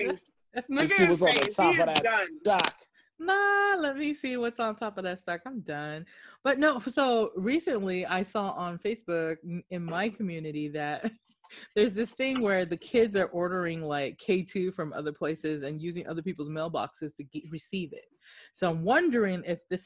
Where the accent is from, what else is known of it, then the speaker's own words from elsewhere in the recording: Okinawa, Japan; I'm like from Japan or like Okinawa, and I'm like, yes, I'm black and Okinawan